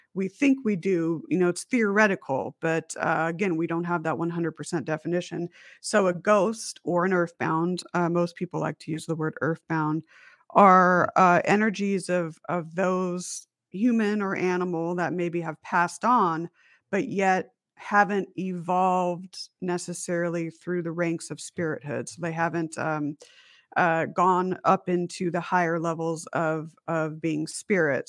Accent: Las Vegas, Nevada, United States; also born or lived in Huntington Beach, California; I was born in Huntington Beach, California, and then my mom and dad and I moved to Las Vegas, and so it was our house in Las Vegas

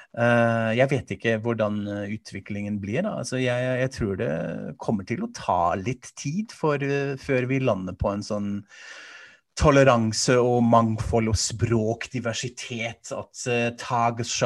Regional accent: Hesse, Germany; accent: Hessian; moved away; Hessers, hvor jeg er fra

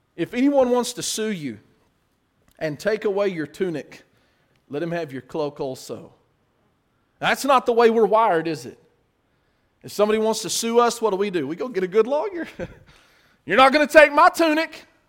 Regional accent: United States

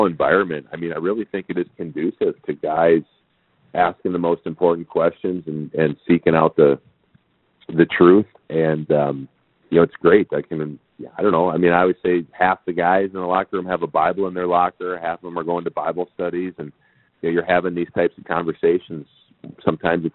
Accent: St. Paul, Minnesota, United States; where I grew up in St. Paul, Minnesota in the 80s

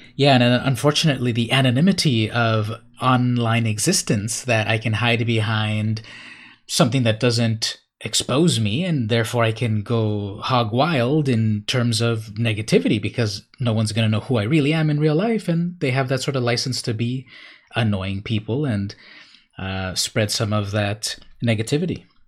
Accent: Imperial Beach, California, United States; I grew up in Imperial Beach, California

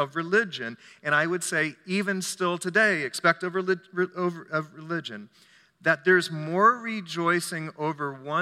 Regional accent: United States; I'm an American

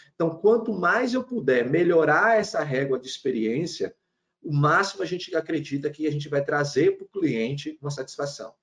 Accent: Salvador, Bahia, Brazil; also born or lived in Aracaju, Sergipe; now in Recife, Brazil; Eu sou nasci, nasci, em Salvador, morei muito tempo numa cidade chamada Aracaju, Sergipe

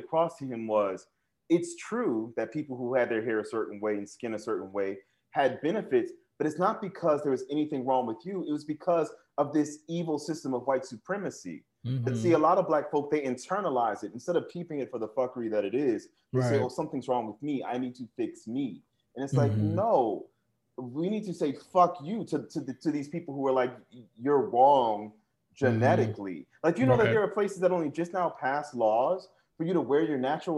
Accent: New Orleans, Louisiana, United States; growing up in New Orleans, the way I did

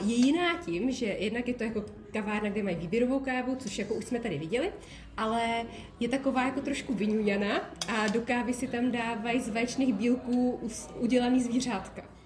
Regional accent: South Bohemian Region, Czechia; also born or lived in České Budějovice; já jsem nikdy jinde nebydlela než v Jižních Čechách

